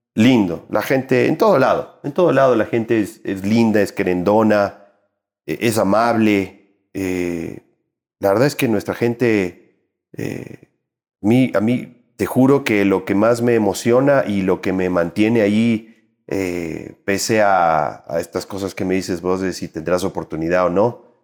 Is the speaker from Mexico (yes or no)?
no; Ecuador; yo soy un ecuatoriano, un trabajador en, en, en el sector del arte y la cultura